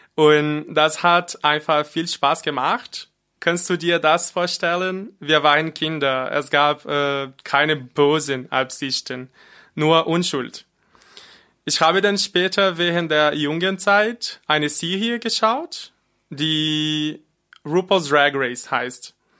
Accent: Brazil; German is a second language; moved away as an adult; now in Freiburg, Germany; ich bin in Brasilien geboren und vor fast zwei Jahren nach Deutschland gezogen.

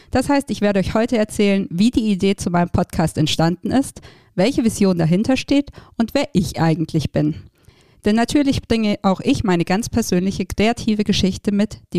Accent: Baden-Württemberg, Germany; Aufgewachsen bin ich im Süden Deutschlands, in einer kleinen Stadt zwischen Stuttgart und Ulm.

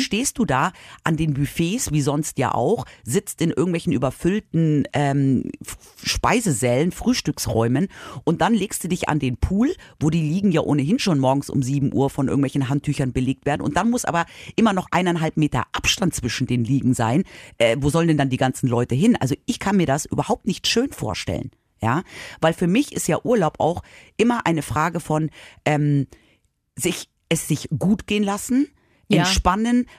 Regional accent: Munich, Bavaria, Germany; ich bin ja in München aufgewachsen

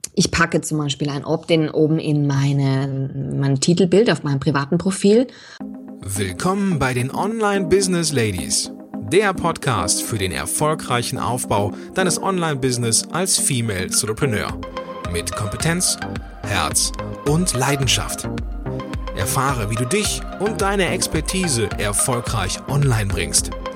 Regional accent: Austria; moved away as an adult; now in Munich, Germany; Also ich bin Österreicherin, auch wenn man es nicht jeden Tag in jedem Vokabel hört

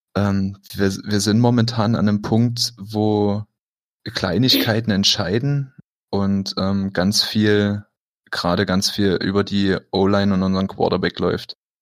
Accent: Dresden, Saxony, Germany; now in Berlin, Germany; komme ursprünglich aus Dresden.

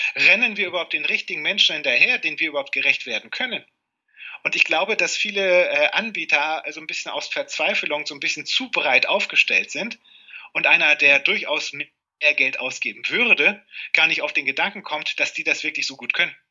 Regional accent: Cuxhaven, Lower Saxony, Germany; now in Lingen, Germany; geboren wurde ich in Cuxhaven und bin Niedersachsen immer treu geblieben

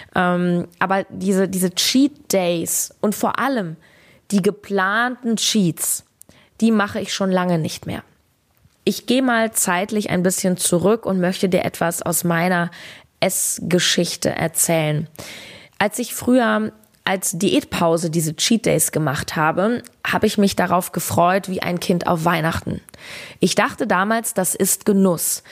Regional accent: Berlin, Germany; in meiner Heimat Berlin

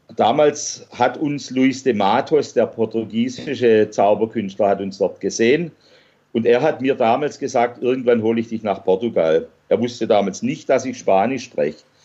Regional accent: Swabia, Germany; als Schwabe

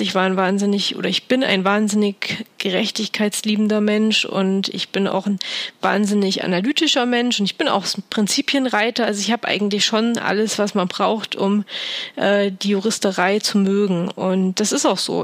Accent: Thuringia, Germany; in meiner Heimat in Thüringen

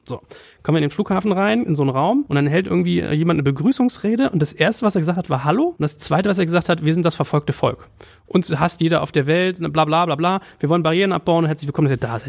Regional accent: Berlin, Germany; ich komme aus Wimmersdorf. Das ist in Berlin

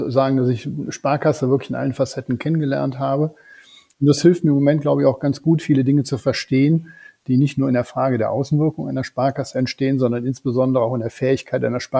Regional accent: North Rhine-Westphalia, Germany; Rheinländer im tiefsten Herzen, gehen wir mal jetzt ehrlich zu. Ich glaube, diesen genetischen Defekt wird man so schnell nicht wieder los.

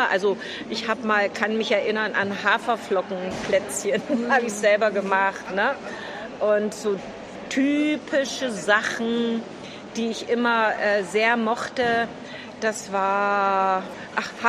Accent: East Germany, Germany; now in Berlin, Germany; Äh, in der ehemaligen DDR bin ich groß geworden. Bin auf dem Land aufgewachsen, als Kind auf dem Bauernhof.

